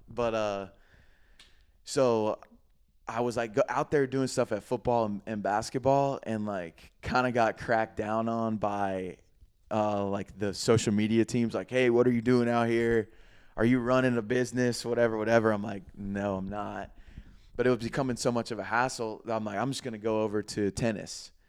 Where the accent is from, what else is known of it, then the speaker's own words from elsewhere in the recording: Greenville, South Carolina, United States; moved away as an adult; also born or lived in Florida; my hometown, Greenville